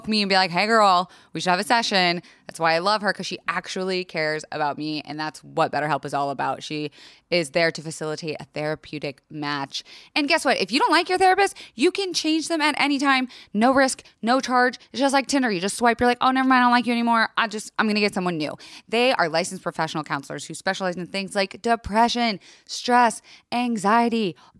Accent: Florida, United States; I was raised in Florida

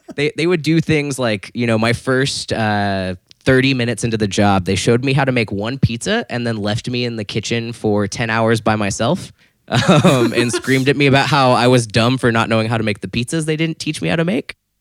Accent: Florida, United States; I grew up in Florida.

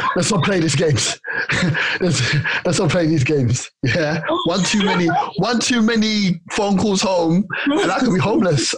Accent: London, United Kingdom; also born or lived in Tooting / Hertfordshire / Ghana (ancestry); I was raised in Clapham Junction

